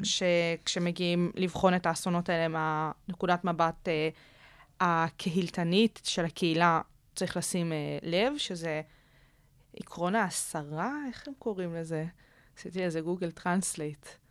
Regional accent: Israel; אצלנו בישראל

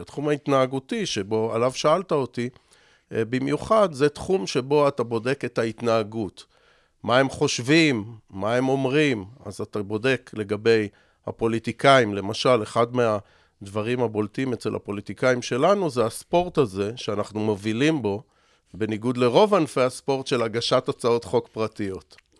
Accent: Israel; אני בסוף ישראלי

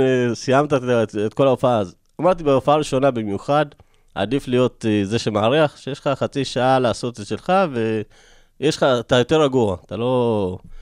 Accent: Rosh HaAyin, Central District, Israel; also born or lived in Ethiopia / Tiberias / Elad; רוב, רוב חיי אני גרתי בראש העין. אז עכשיו אני חזרתי גם לראש העין

